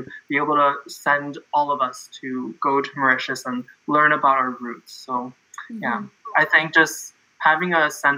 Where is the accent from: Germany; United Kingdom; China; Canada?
Canada; I'm from Canada. I'm in Toronto